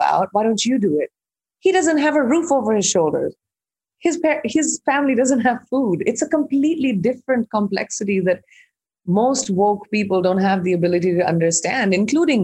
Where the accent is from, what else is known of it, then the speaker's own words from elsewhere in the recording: India; also born or lived in Iowa; I'm an Indian who's grown up in India